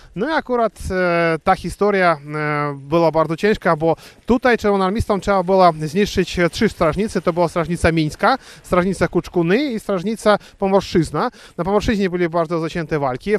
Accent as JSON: {"language": "Polish", "country": "Belarus", "said": "jako Białorusin"}